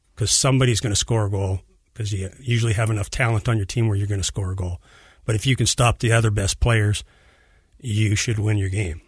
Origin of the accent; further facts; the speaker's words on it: Edmonton, Alberta, Canada; I'm from Edmonton, Alberta, up in Canada